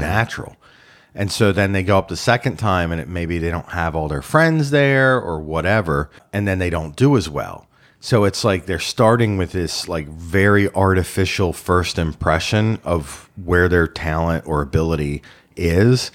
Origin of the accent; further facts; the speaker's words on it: Baltimore, Maryland, United States; I grew up in Baltimore